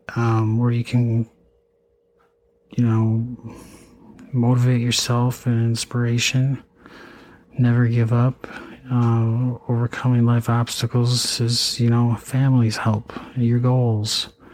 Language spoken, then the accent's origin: English; Eau Claire, Wisconsin, United States; also born or lived in St. Cloud, Minnesota; I went to you know high school in Eau Claire, Altoona. I mean, um, I was born in Eau Claire.